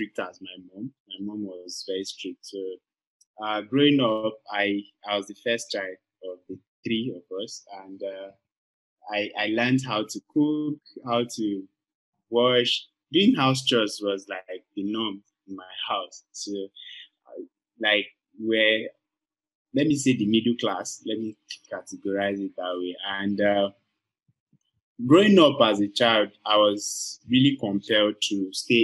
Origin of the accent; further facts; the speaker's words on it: Kaduna, Kaduna State, Nigeria; also born or lived in Kogi State; I'm from Kogi State, right? And I was born in Kaduna and I grew up in Kaduna